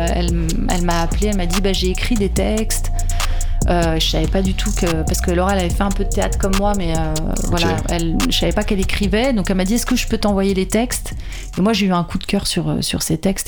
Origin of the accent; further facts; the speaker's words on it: St. Barthélemy; je viens de Saint-Barth, j'ai grandi là-bas, sur cette île